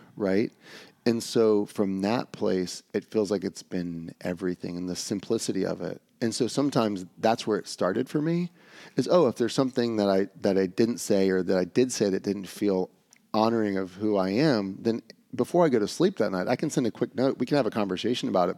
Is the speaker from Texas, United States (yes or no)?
no; Atlanta, Georgia, United States; growing up in Atlanta